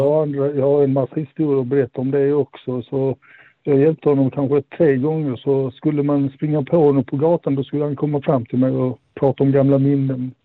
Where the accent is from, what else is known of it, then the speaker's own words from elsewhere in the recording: Malmö, Skåne, Sweden; moved away; Jag är från Malmö ursprungligen